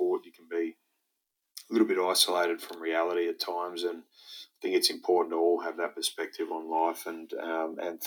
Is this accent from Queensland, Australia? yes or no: yes; Brisbane, Queensland, Australia; also born or lived in Saudi Arabia / Galway, Ireland / Mount Morgan, Queensland / Rockhampton, Queensland; here in Brisbane, in my hometown